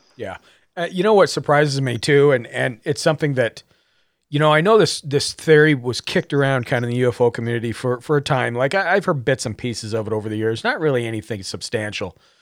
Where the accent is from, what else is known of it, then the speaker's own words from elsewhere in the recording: Butte, Montana, United States; my hometown is, uh, close to Missoula, Montana, in Butte